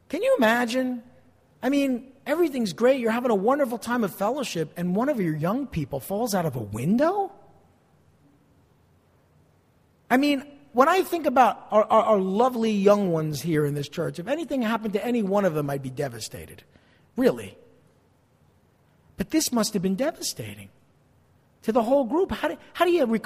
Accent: East Rutherford, New Jersey, United States; also born or lived in Passaic, New Jersey; I was born in Passaic, in Beth Israel Hospital before it was knocked down. I grew up across the river in East Rutherford.

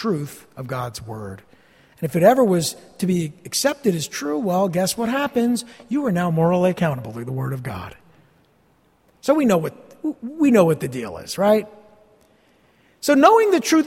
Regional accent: New Jersey, United States; I'm from New Jersey

